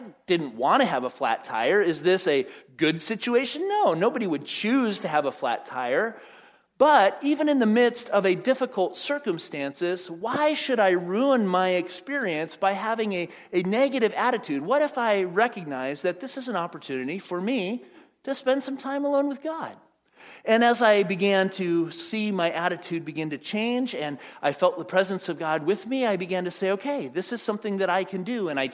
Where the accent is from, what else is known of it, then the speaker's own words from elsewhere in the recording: Phoenix, Arizona, United States; moved away as an adult; also born or lived in Pasadena, California; I was living at home in Phoenix with my parents and moved out to go to school at Fuller Seminary in Pasadena